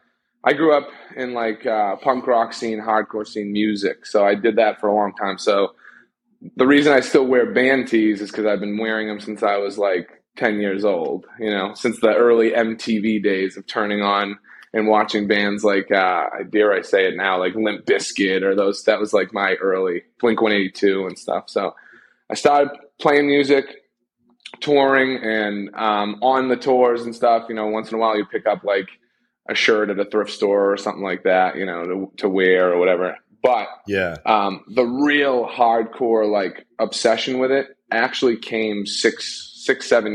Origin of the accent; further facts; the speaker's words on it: Boston, Massachusetts, United States; I'm from Boston, but it's definitely a New Englander